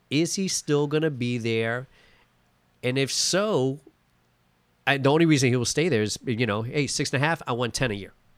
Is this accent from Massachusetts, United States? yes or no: no; New York, United States; I'm from New York